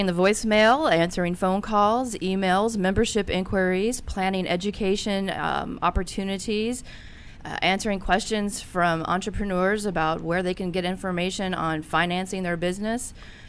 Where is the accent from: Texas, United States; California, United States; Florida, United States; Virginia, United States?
Virginia, United States; Roanoke; I was born in Roanoke, Virginia.